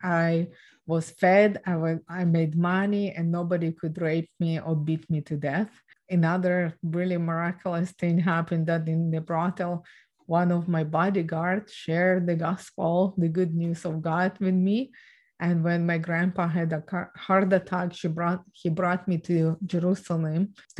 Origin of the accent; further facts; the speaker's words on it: Ukraine; I was born and raised in Ukraine